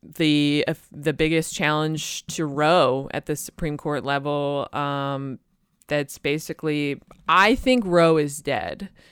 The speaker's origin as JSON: {"language": "English", "town": "Boston", "region": "Massachusetts", "country": "United States", "tie": "born or raised there", "said": "my hometown in Boston"}